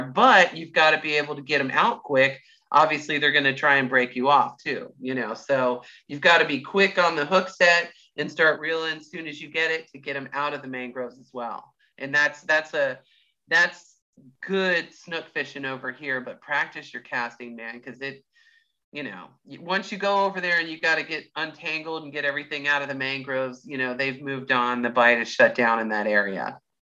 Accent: Clearwater, Florida, United States; I'm you know born and raised in Clearwater

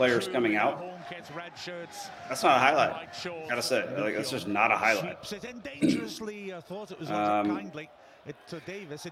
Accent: Dallas, Texas, United States; moved away as an adult; also born or lived in California / Georgia / Kansas / Montana; my hometown last night of Dallas, Texas.

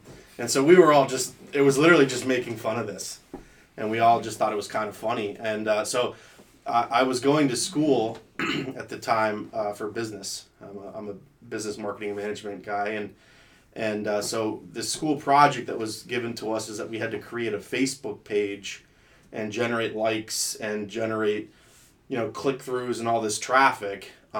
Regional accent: State College, Pennsylvania, United States; also born or lived in Colorado / Atlanta / Florida; So I lived a majority of my life in State College, Pennsylvania.

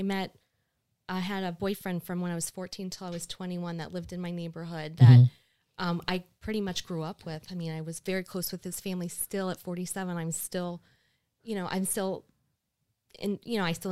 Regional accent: Jupiter, Florida, United States; also born or lived in Long Island, New York; We moved here to Florida. We moved to Jupiter when I was four.

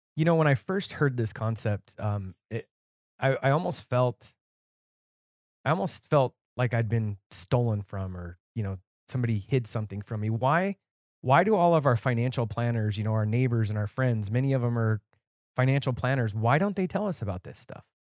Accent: Nevada, United States; moved away; I was originally from Nevada

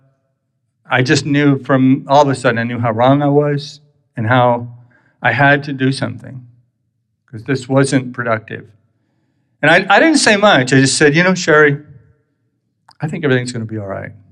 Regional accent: Texas, United States; moved away as an adult; I'm really still from Texas, and I'm still not really, I've lived here 6 years

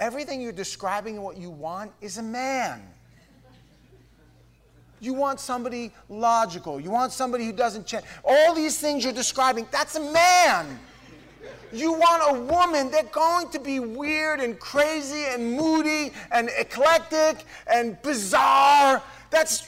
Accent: New York, United States; We're from New York

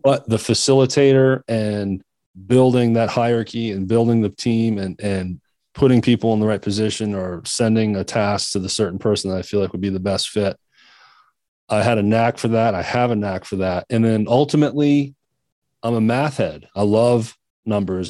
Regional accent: Maine, United States; moved away; my home state, which is Maine

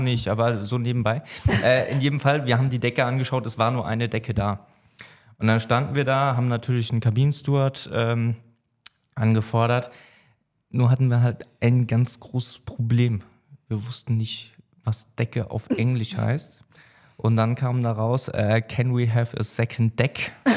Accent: Hesse, Germany; moved away as an adult; ich komme ursprünglich aus Hessen, bin jetzt seit acht Jahren hier oben

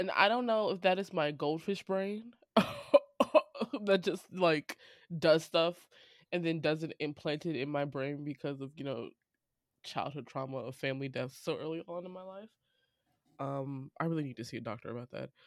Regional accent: St. Louis, Missouri, United States; Saint Louis, my hometown

